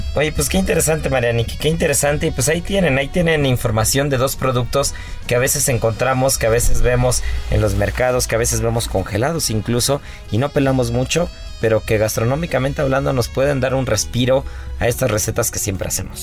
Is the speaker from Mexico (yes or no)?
yes; Mexico; no solamente los cocineros y como cocineros, sino también como mexicanos